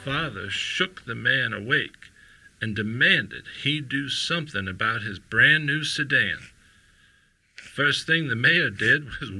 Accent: Tulsa, Oklahoma, United States; I am 97 years old, and I was born and raised in Tulsa.

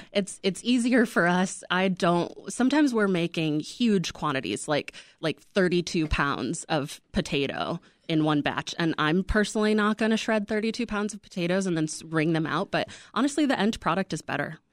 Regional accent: Midwest, United States; also born or lived in Salt Lake City; now in Chicago, United States; we're both from the Midwest. We're both from small Midwestern towns

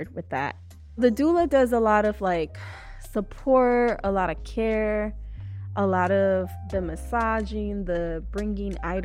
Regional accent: Chicago, Illinois, United States; Born and raised in Chicago

